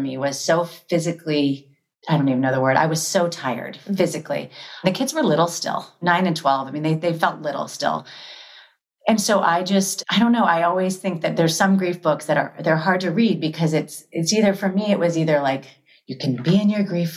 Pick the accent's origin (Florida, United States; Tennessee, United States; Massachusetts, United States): Florida, United States; born or raised there; now in Los Angeles, United States